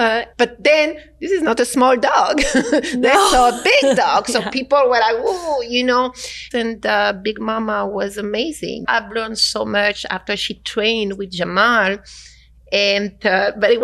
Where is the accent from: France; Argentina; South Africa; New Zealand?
France; moved away; I come from France